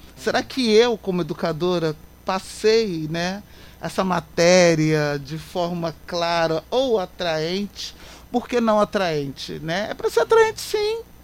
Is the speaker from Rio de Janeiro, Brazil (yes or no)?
yes; Queimados, Rio de Janeiro, Brazil; queimadenses principalmente, povo da minha terra, porque eu nasci, criei, cresci, estou ficando velha aqui